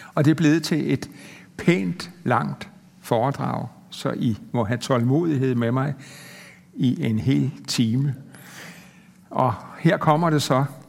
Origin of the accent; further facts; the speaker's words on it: Denmark; som dansker